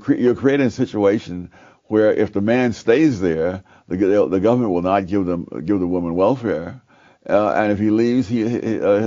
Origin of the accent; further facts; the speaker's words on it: New York, United States; I would sleep out on the fire escapes in Harlem